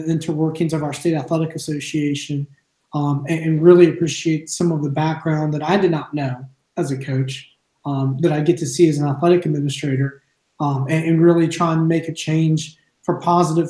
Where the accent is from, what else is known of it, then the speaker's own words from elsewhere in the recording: Altavista, Virginia, United States; I started coaching at Alta Vista High School. That's also where I played and where I live at now. Graduated there from 2005